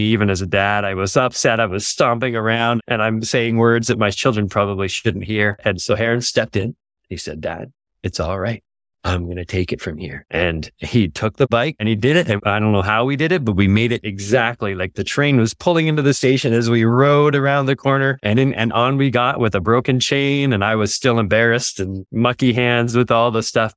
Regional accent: near Toronto, Ontario, Canada; now in Yukon, Canada; I grew up near Toronto, in Ontario in Canada.

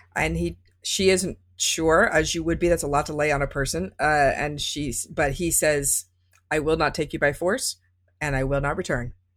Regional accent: Las Vegas, Nevada, United States; I grew up in Las Vegas

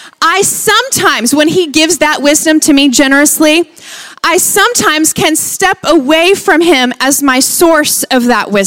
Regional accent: Lubbock, Texas, United States; That's where we're from. We're from Lubbock, Texas

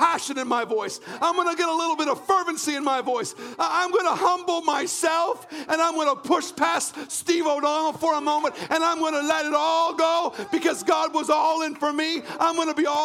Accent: Canada; I was brought up in Canada

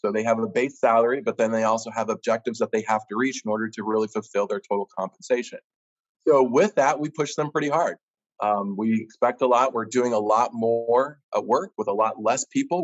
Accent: Kansas, United States; now in Pittsburgh, United States; growing up in Kansas

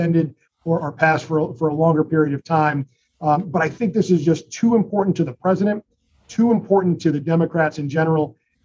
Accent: Connecticut, United States; my home state of Connecticut

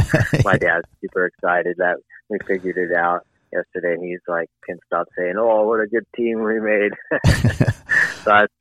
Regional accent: Southern California, United States; also born or lived in Los Angeles / Santa Barbara County / San Diego; now in San Luis Obispo County, United States; I was born in Southern California, coastal Southern California, Los Angeles to be specific, and I grew up in Los Angeles a little bit and some up in Santa Barbara County

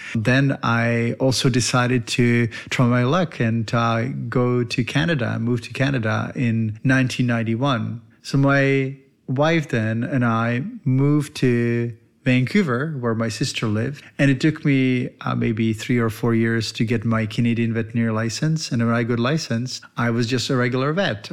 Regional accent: Czechia; moved away; I was born in the Eastern Bloc in Czech Republic, and my dad was a veterinarian

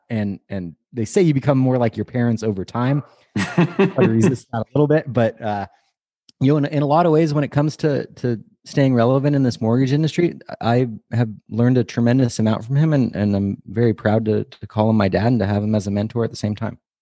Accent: Bay Area, California, United States; I grew up in the Bay Area

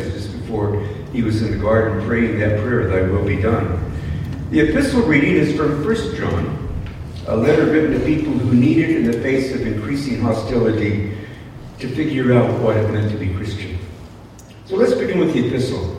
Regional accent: United States; moved away; I'm an American, unless my accent betrays

